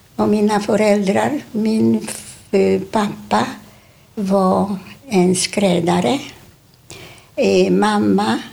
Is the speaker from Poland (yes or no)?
yes; Warsaw, Masovian Voivodeship, Poland; Swedish is a second language; moved away as an adult; now in Sweden; vi bodde, vi föddes på Ulica Miła